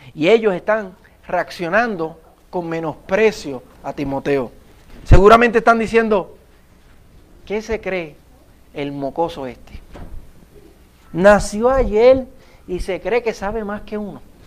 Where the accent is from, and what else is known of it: Puerto Rico; accent: Puerto Rican